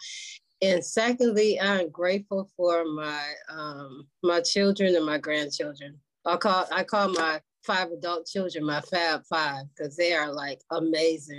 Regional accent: Michigan, United States; also born or lived in West Helena, Arkansas; I was born in West Helena, Arkansas, and I migrated to Michigan when I was three after the death of my mom.

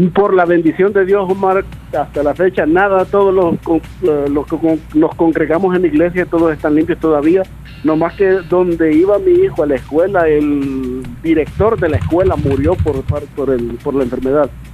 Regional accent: El Salvador; como buen salvadoreño, somos así

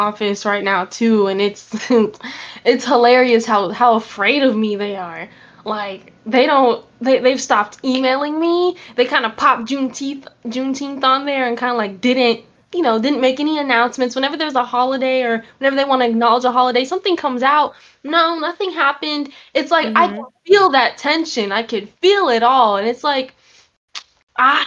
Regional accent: Colorado, United States; I grew up in Colorado where, like, you know, Black folks, we're there, but it's like sprinkled

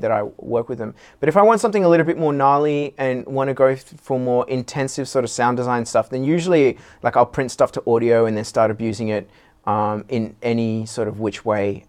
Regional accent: Sydney, New South Wales, Australia; what we had growing up in Sydney, 'cause we're all from Sydney

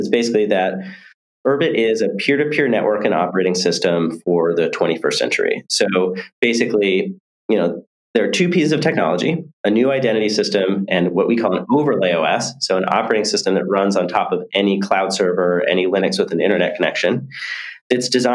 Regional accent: near Silicon Valley, California, United States; I grew up near Silicon Valley, kind of in the middle of nowhere

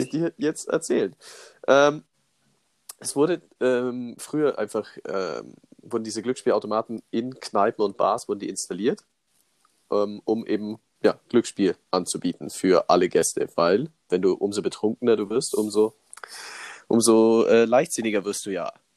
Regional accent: Germany; bei uns in Deutschland

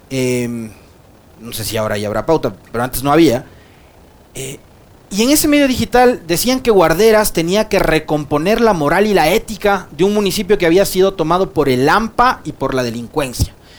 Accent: Ecuador

